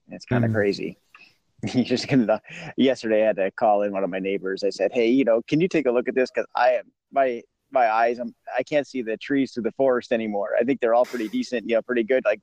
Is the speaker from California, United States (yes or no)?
yes; Los Angeles, California, United States; I'm from Los Angeles